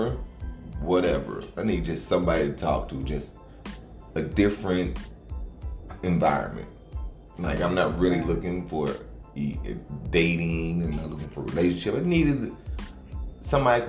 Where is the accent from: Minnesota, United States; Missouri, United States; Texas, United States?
Missouri, United States; St. Louis; I was born and raised in Baden, in St. Louis. I lived all my life in St. Louis, Missouri.